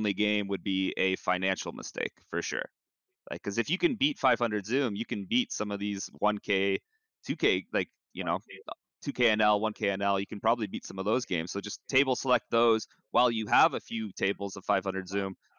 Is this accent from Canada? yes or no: yes; Canada; as a Canadian